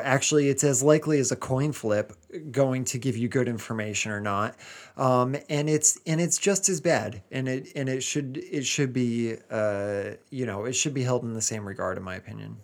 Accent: United States; now in England; I'm still an American

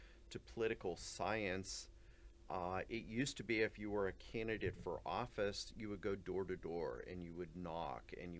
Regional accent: Ligonier, Pennsylvania, United States; I grew up in Western Pennsylvania, a small town called Ligonier

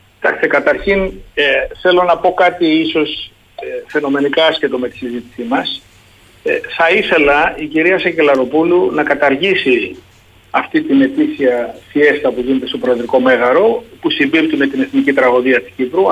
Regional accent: Sparta, Peloponnese, Greece; όταν ήμουν παιδί στη Σπάρτη, εγώ κατάγομαι τη Σπάρτη

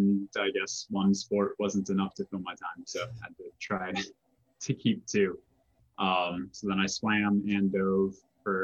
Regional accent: Colorado, United States; now in Arizona, United States; growing up in Colorado

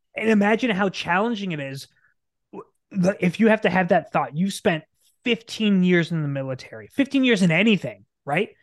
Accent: Nebraska, United States; moved away as an adult; also born or lived in Arizona; we born and raised in Nebraska, right dead center in the middle

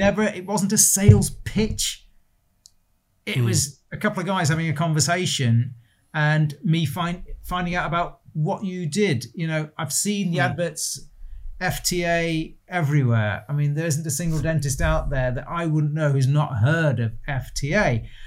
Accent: Stoke-on-Trent, West Midlands, United Kingdom; also born or lived in Bromsgrove, Worcestershire; We moved up to Stoke when I was four. So my whole life has been here for as far back as I can remember.

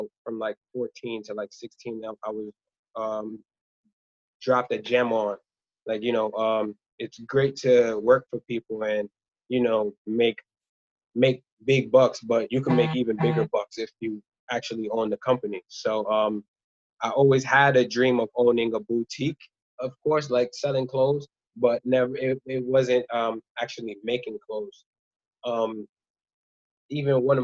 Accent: New York City, New York, United States; born or raised there; also born or lived in Rwanda

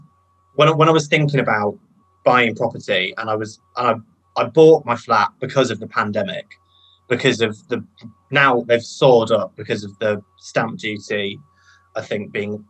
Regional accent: London, United Kingdom; accent: northern twang; moved away as an adult; now in Bristol, United Kingdom; My mum's northern. I was brought up in London.

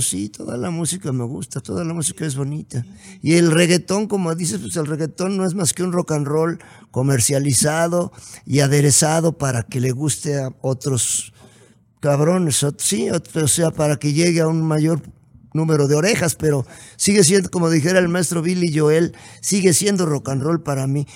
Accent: Puebla, Mexico; yo soy poblano

